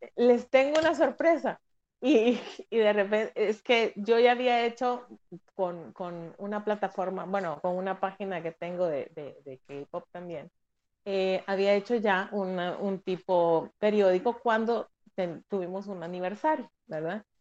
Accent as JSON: {"language": "Spanish", "country": "El Salvador", "said": "en mi país, en El Salvador"}